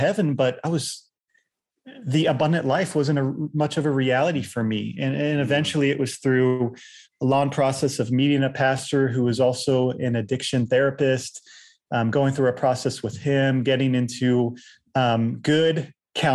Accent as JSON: {"language": "English", "town": "Virginia Beach", "region": "Virginia", "country": "United States", "tie": "born or raised there", "also_born_or_lived": "Chiang Mai, Thailand / Manila, Philippines", "said": "I grew up in Virginia Beach, Virginia"}